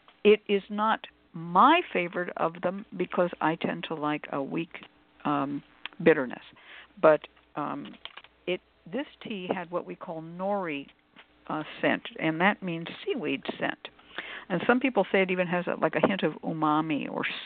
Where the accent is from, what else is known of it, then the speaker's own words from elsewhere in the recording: California, United States; I come from California.